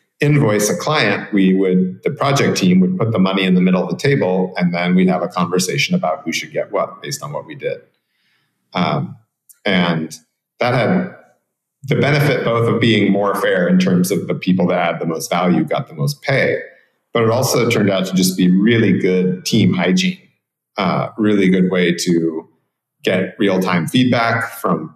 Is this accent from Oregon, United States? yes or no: yes; Portland, Oregon, United States; moved away as an adult; now in Guanacaste, Costa Rica; I come from Cascadia, which is Portland, Oregon, where I was born and raised. And I now live in Guanacaste on the west coast of Costa Rica